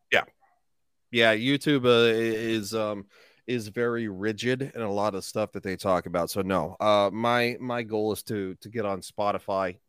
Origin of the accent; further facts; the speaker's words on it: Grand Junction, Colorado, United States; I'm a simple man from Grand Junction